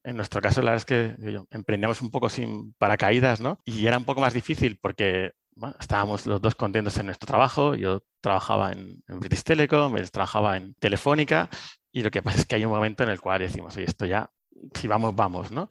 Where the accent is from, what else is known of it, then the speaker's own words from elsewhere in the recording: Cartagena, Region of Murcia, Spain; moved away as an adult; now in Madrid, Spain; soy de Cartagena, me vine a Madrid a estudiar teleco